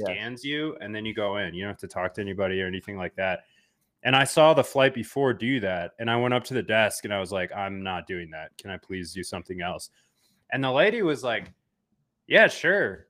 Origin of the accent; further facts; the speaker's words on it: United States; being American citizen